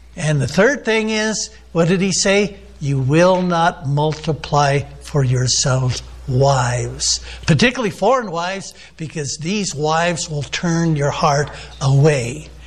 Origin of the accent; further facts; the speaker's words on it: United States; I'm an American